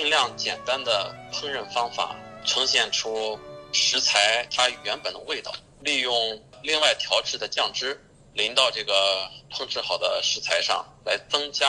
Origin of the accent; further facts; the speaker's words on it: China; 中餐，我觉得这个可能是跟西方人和我们中国人的做事情的这种思维，它也不是太一样吧。